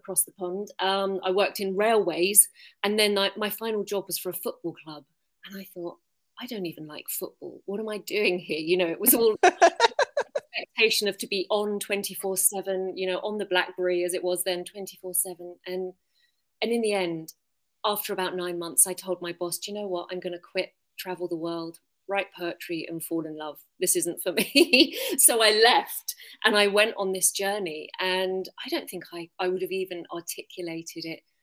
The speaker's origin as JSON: {"language": "English", "region": "London", "country": "United Kingdom", "moved": "as an adult", "lives_now": "Findhorn, United Kingdom", "said": "I'm from London originally"}